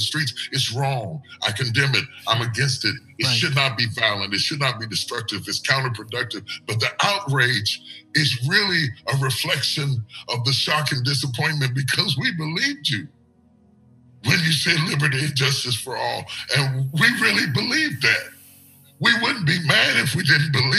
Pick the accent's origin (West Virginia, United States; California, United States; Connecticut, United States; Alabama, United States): West Virginia, United States; I'm from West Virginia. There was only 5% black. I grew up around white people